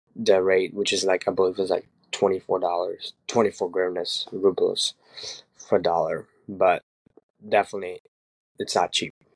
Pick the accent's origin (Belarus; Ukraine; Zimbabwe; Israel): Ukraine; moved away; I'm 24, and I was born in Ukraine